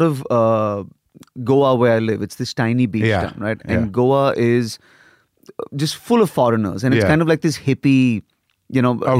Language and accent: English; Lagos, Nigeria; also born or lived in India; I grew up, so I was born in India, but then we left for Africa. So I was actually raised in Lagos, Nigeria.